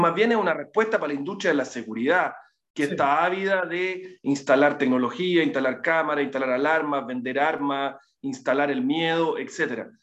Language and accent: Spanish; Temuco, Araucanía, Chile; moved away; also born or lived in Santiago, Chile; yo soy de Temuco, eh, viví muchos años en Santiago